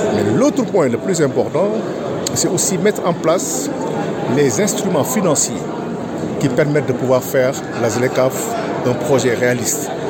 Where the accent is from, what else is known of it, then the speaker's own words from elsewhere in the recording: Senegal; nous, on est sénégalais